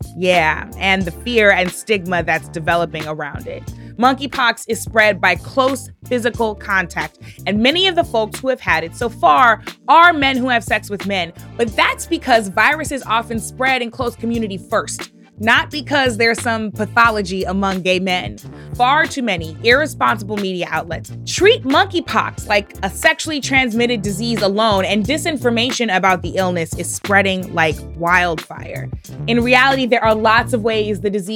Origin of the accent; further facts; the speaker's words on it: Missouri, United States; Missouri, my home state